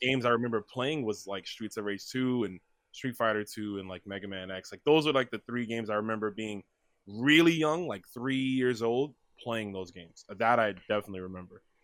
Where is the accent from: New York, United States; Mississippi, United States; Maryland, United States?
New York, United States; New York City; I was born in New York, uh, Brooklyn specifically